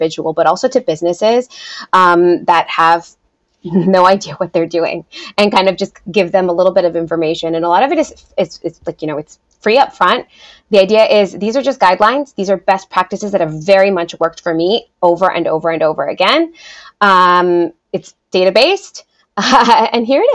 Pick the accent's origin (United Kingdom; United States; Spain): United States; first language Spanish; English is a second language; I first came to the United States, you know, when I was 4 years old.